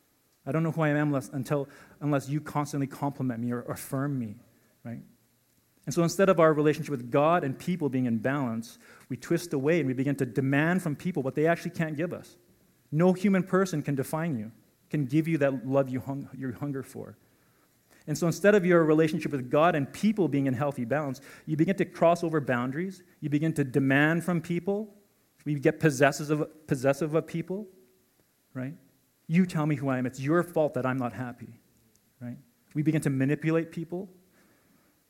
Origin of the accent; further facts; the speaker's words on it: Calgary, Alberta, Canada; I was born and raised in Calgary